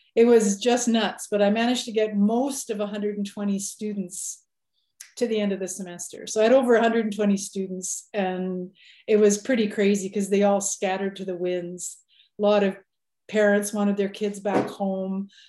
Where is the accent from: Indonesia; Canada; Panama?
Canada; Manitoba; now in Saskatchewan, Canada; I was born in Manitoba, and now I'm well and have been off and on living in Saskatchewan for forever